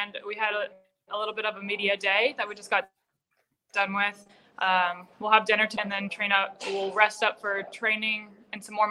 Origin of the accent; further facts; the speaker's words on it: Kansas City, Missouri, United States; in my hometown